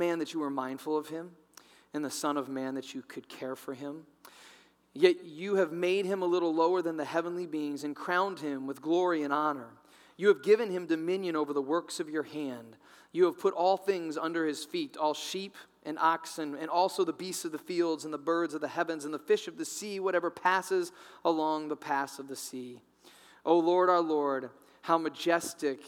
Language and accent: English; Midwest, United States; I grew up in the Midwest, and I grew up in a Christian home.